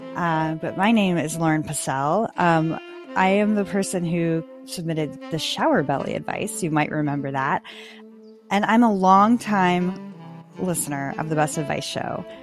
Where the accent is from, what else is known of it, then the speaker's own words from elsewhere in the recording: Midwest, United States; now in New York City, United States; I'm from the Midwest